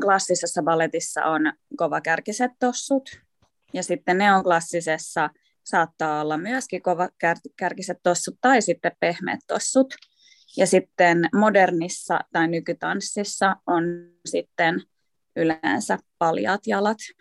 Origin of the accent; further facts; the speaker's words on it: Vantaa, Uusimaa, Finland; also born or lived in Uusikaarlepyy; mä oon syntynyt uudessa Karlevyyssä. ja tota, me muutettiin Vantaalle, kun mä olin kolme.